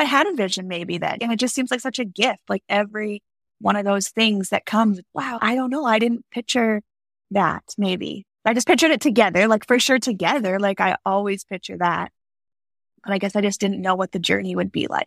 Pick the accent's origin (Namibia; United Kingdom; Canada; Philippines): Canada; Alberta; moved away as an adult; also born or lived in Wyoming; I grew up in Alberta, Canada